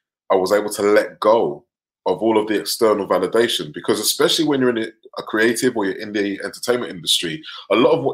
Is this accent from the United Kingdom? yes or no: yes; London, United Kingdom; I grew up in North London, working class family